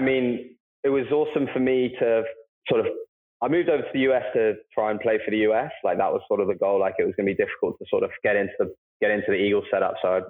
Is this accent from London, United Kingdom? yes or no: yes; London, United Kingdom; moved away as an adult; also born or lived in Denver; it was in my hometown of London.